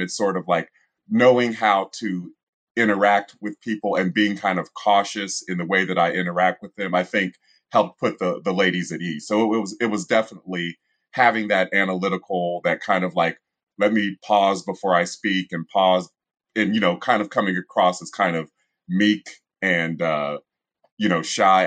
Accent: Columbus, Ohio, United States; I was born and raised in Columbus, Ohio

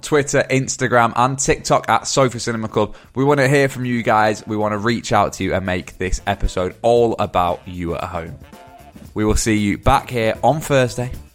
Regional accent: Dorset, South West England, United Kingdom; I'm from Dorset

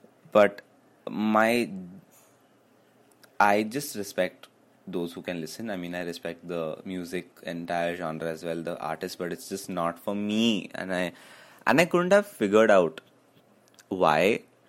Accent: Karnataka, India; first language Kannada; Kannada because Kannada is my mother tongue.

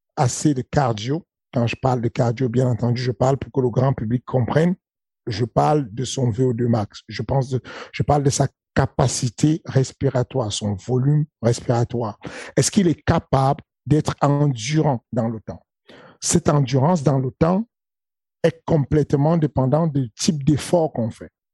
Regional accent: Cameroon; accent: Cameroonian; je prends mon accent du Cameroun

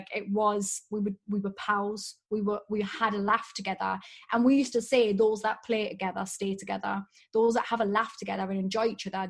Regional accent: Newcastle upon Tyne, North East England, United Kingdom; I'm from Newcastle

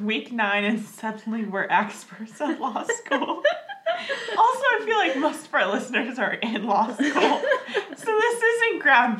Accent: Washington, United States; moved away; I'm from Washington.

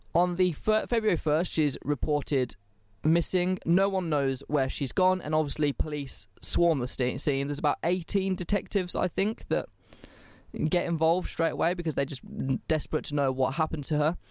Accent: England, United Kingdom; I'm English

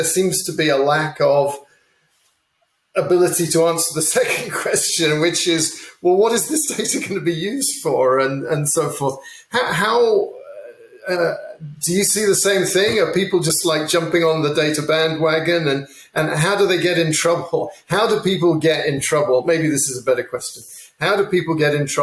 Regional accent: England, United Kingdom; I grew up in England

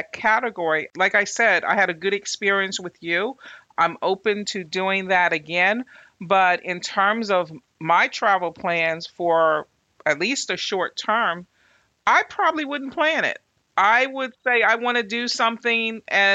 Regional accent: Northeast Corridor, United States; we're in the Northeast Corridor.

